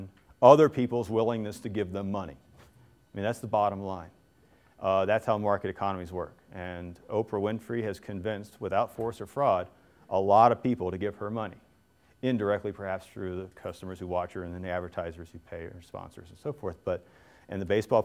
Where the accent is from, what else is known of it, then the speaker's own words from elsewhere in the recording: Cincinnati, Ohio, United States; I grew up in Cincinnati